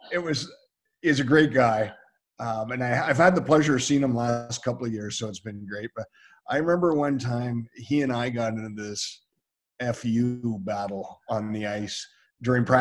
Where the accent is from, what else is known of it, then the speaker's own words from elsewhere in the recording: Toronto, Ontario, Canada; I grew up in Toronto, so all my buddies would come down to Buffalo.